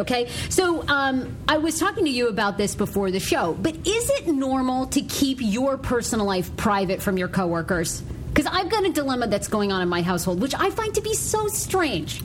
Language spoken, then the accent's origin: English; Maine, United States; moved away; my home state of Maine